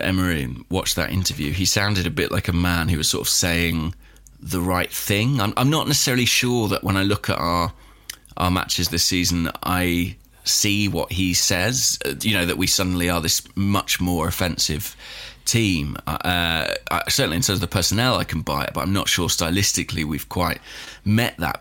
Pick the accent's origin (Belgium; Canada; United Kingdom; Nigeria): United Kingdom; England; I'm English